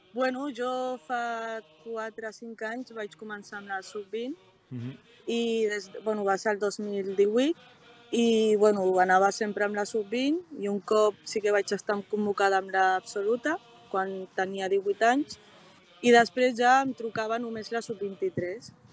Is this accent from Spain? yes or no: yes; Catalonia, Spain; also born or lived in Morocco; vaig venir des del Marroc amb 3 anys, amb els meus germans i amb els meus pares, i portem aquí ja 18-19 anys